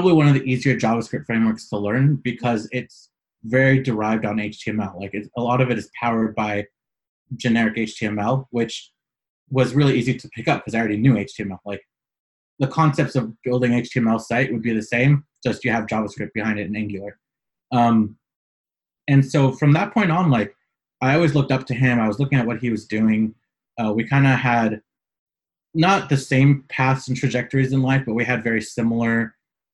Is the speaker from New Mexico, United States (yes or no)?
no; San Francisco, California, United States; moved away as an adult; now in Los Angeles, United States; I was born and raised in San Francisco. I currently live in Southern California, Los Angeles